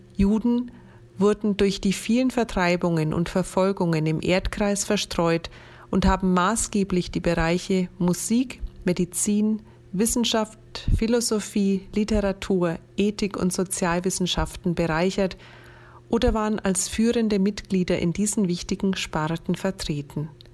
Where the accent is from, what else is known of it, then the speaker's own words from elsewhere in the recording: Franconia, Bavaria, Germany; meine Heimat, mein Franken